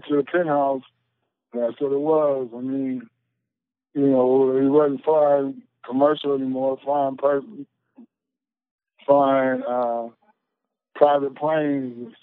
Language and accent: English; Columbus, Ohio, United States; Growing up in Columbus, Ohio